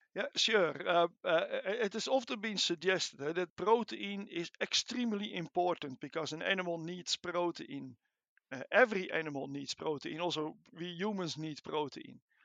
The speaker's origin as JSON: {"language": "English", "country": "Netherlands", "moved": "as an adult", "lives_now": "Edinburgh, United Kingdom", "said": "as you can hear from my accent, I am not Scottish. I'm not British. I'm, I'm Dutch uh, from origin. I came to Edinburgh in 1998"}